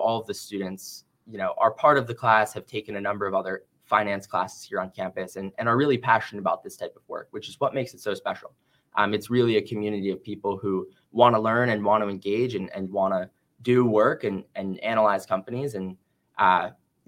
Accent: New York, United States; moved away as an adult; also born or lived in Ann Arbor, Michigan; I'm originally from New York

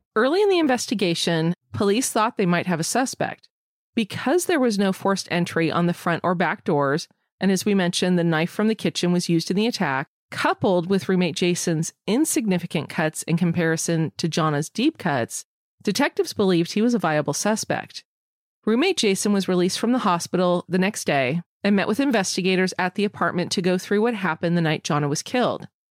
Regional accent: California, United States; as a Californian

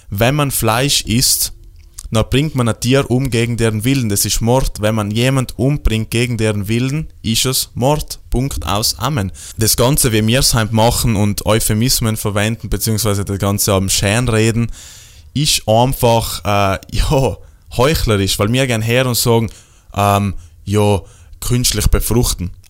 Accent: Trentino-Alto Adige, Italy; ja, aber ich komme aus Südtirol, bei mir äh, gibt es äh, Freilauf, äh, Hühner und Kia sind auf der Wies und alles super

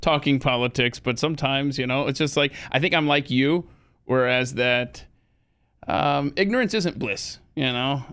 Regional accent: Atlanta, Georgia, United States; moved away; I had growing up in Atlanta

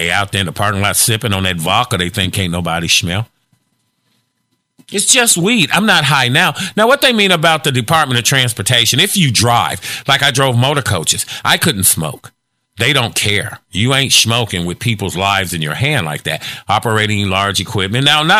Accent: Gary, Indiana, United States; I'm from Gary.

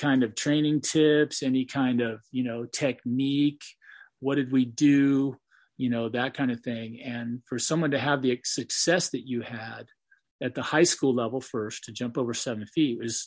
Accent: California, United States; I'm from California where the sun shines all the time

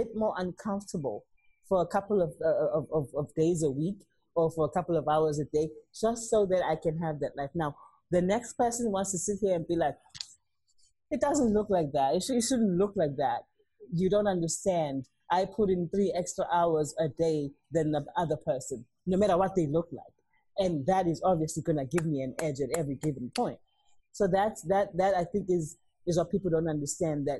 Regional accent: Durban, KwaZulu-Natal, South Africa; moved away; I come from Durban.

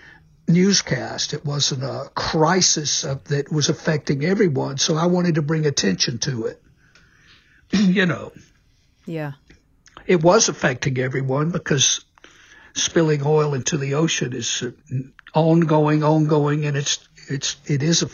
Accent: Mississippi, United States; moved away; also born or lived in New York City / Nashville; I'm from Mississippi.

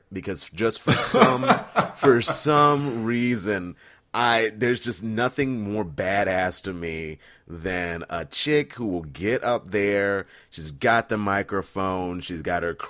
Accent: Fredericksburg, Virginia, United States; growing up in Fredericksburg, Virginia, heading to Stafford High School

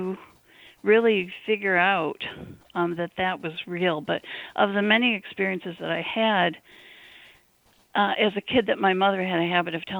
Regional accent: Detroit, Michigan, United States; moved away as an adult; now in Concord, United States; I grew up in Michigan

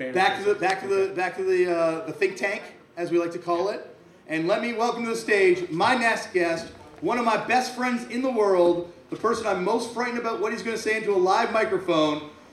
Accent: Canada; I'm from Canada

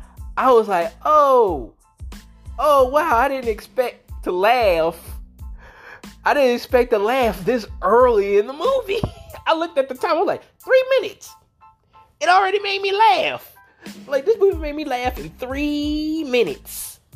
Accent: Southern US, United States; Southern moms are really that possessive. They really are. I'm from the South. So, and my mom's like that.

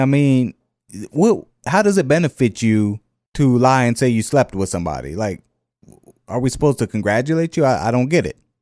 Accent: the North, United States; now in Jefferson Parish, Louisiana, United States; I'm from the North

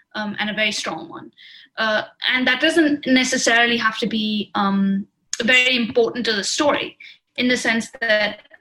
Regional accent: Jammu and Kashmir, India; moved away; I grew up in Kashmir, so I had a kind of familial connection to it

